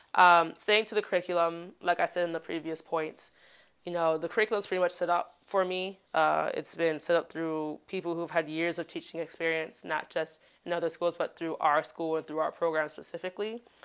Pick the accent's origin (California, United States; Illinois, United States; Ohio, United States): Illinois, United States; Chicago; moved away as an adult; now in Daegu, South Korea; I am a Black woman from Chicago